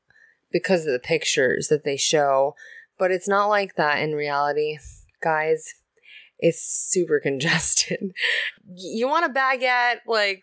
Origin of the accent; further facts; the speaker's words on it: Japan; born there; Oh, I was born in Japan.